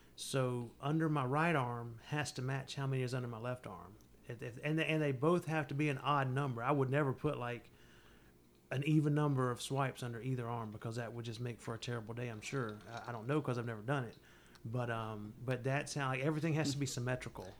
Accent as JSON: {"language": "English", "region": "the South", "country": "United States", "tie": "born or raised there", "said": "both born and raised in the South"}